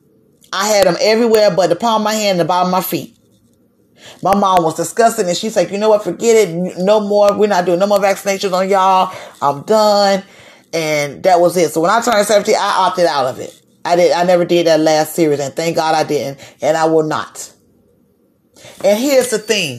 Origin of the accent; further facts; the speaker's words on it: Broward County, Florida, United States; also born or lived in Dade County, Florida; When I moved from Dade County to Broward County